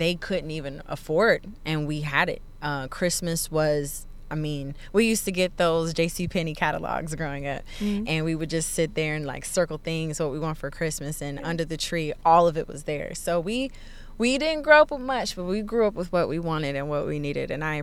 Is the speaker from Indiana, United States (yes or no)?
yes; Indiana, United States; now in Texas, United States; I grew up in Indiana